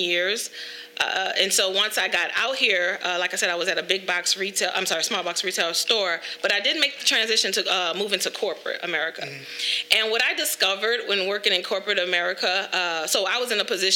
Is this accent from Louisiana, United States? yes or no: yes; New Orleans, Louisiana, United States; moved away as an adult; now in Dallas, United States; I am originally from New Orleans. I do reside in Dallas.